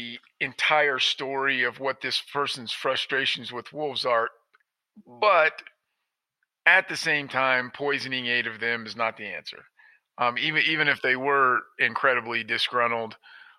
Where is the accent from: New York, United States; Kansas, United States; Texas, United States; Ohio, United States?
Kansas, United States; now in Colorado, United States; I'm from Kansas originally